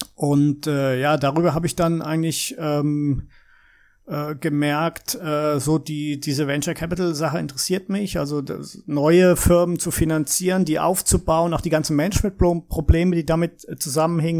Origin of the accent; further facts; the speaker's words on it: Heidelberg, Baden-Württemberg, Germany; moved away; also born or lived in Würzburg, Bavaria; Ich bin äh, gebürtiger Würzburger, also eigentlich Bayer, aber habe praktisch mein ganzes Leben in Deutschland im Heidelberger Raum verbracht, im Nordbadischen.